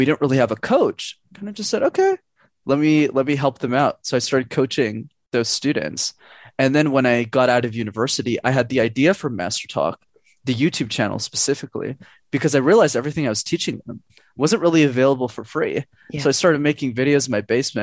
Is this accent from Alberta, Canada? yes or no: no; Montreal, Quebec, Canada; I'm born and raised in Montreal